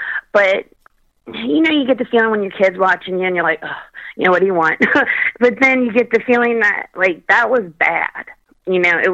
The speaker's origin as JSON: {"language": "English", "region": "Kentucky", "country": "United States", "tie": "born or raised there", "said": "I was brought up in Kentucky"}